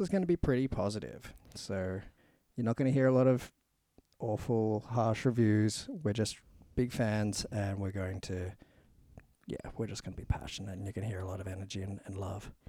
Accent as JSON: {"language": "English", "country": "Australia", "said": "we're Australian"}